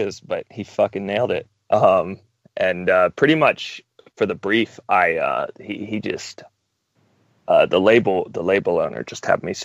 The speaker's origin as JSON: {"language": "English", "region": "North Carolina", "country": "United States", "said": "I'm from North Carolina, as I had mentioned, which is kind of the Bible Belt of the United States"}